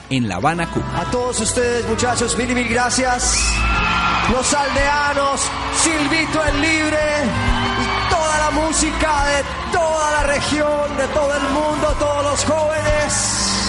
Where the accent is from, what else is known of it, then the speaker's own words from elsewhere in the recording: Ecuador; quiero enviar un mensaje de paz como ecuatoriano para mis hermanos colombianos porque Colombia y Ecuador somos hermanos